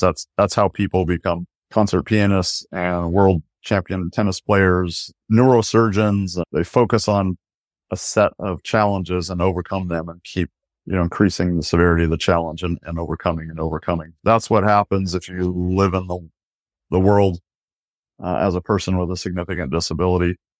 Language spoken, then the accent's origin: English; Aberdeen, Washington, United States; now in Seattle, United States; I was born in Aberdeen, Washington